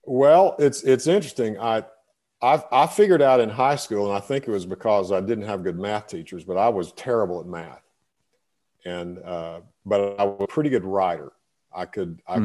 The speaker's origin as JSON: {"language": "English", "town": "Breckenridge", "region": "Texas", "country": "United States", "tie": "born or raised there", "said": "I grew up in, in, in, in Texas in a, in a, small town called Breckenridge"}